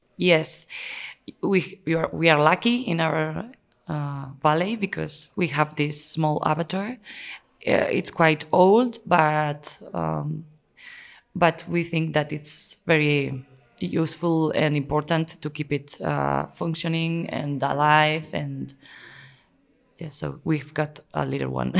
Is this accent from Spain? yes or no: yes; Spain; also born or lived in Navarre; I'm from Spain